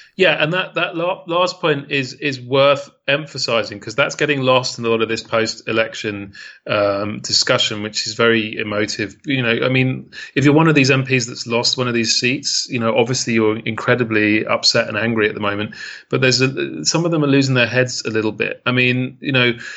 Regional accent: United Kingdom; I'm Brit, I'm a Brit

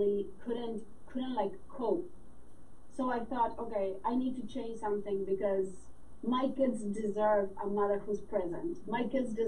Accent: Uruguay; moved away; also born or lived in New York City, United States; I'm from Uruguay, South America. I lived in New York City for 25 years.

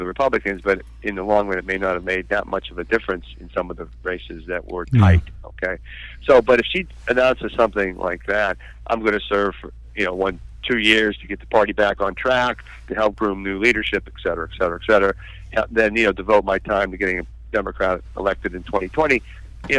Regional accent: Western Pennsylvania, United States; I'm from Western Pennsylvania

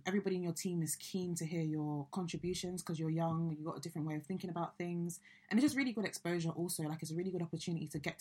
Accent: London, United Kingdom; moved away as an adult; also born or lived in Chester; I'm from London

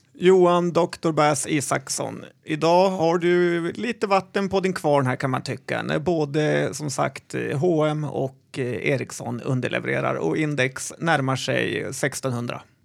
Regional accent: Sweden; en svennebanan som jag

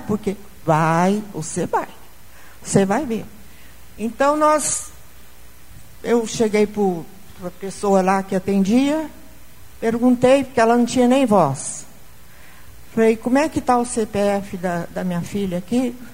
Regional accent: Brazil; Principalmente pelo nosso Brasil, porque nós somos brasileiros.

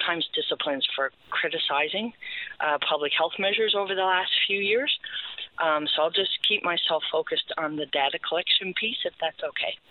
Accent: Newfoundland and Labrador, Canada; now in Nova Scotia, Canada; I'm from Newfoundland, I'm home visiting now

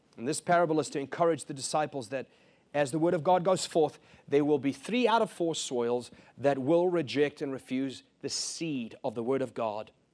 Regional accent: South Africa; moved away; I was raised in South Africa

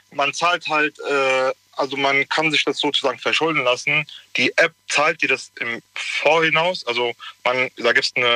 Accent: Frankfurt, Hesse, Germany; Äh, ich bin der …, ich bin aus Frankfurt.

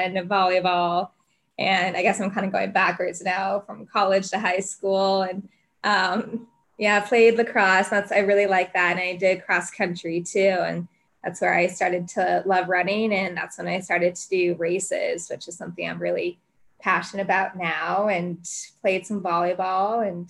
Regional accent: Colorado, United States; I was born and raised in Colorado, born in a little suburban place, a little south of downtown

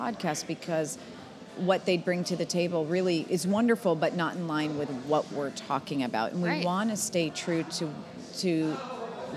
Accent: Boston, Massachusetts, United States; now in Texas, United States; I'm a Bostonian

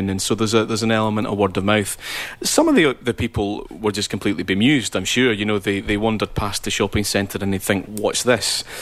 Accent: Ghana; I'm from the Commonwealth country of Ghana.

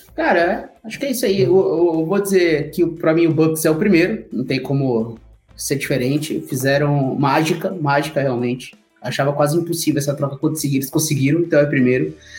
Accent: Brazil; nós que somos brasileiros e amantes de todos os esportes

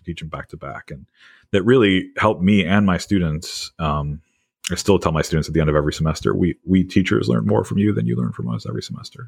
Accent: Wisconsin, United States; moved away as an adult; now in New Jersey, United States; I grew up in Wisconsin

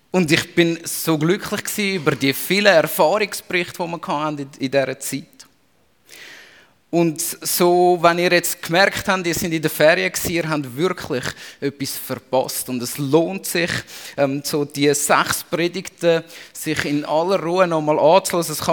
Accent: Switzerland; aber wir haben das in uns innebehalten als Schweizer.

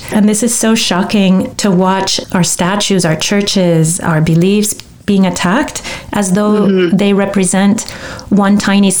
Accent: Mexico; I grew up in Mexico

